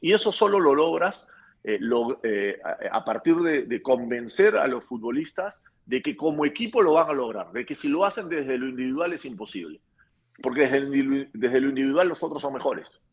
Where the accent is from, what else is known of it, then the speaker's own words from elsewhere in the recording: Peru; la selección peruana, nos ha logrado unir como peruanos.